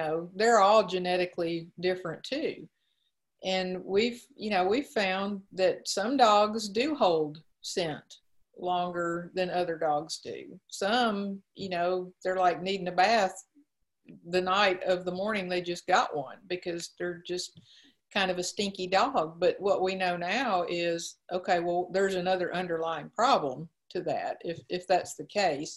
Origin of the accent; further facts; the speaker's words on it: Mississippi, United States; moved away; I'm originally from Mississippi